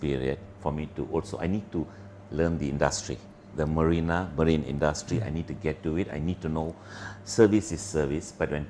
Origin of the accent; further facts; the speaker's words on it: Ipoh, Perak, Malaysia; also born or lived in Port Dickson, Malaysia / Kuala Lumpur, Malaysia; I moved to Ipoh. It's a state about another 200 kilometers north of KL. Okay, Ipoh is a gastronomic city, beautiful heritage. I grew up schooling until I finished my high school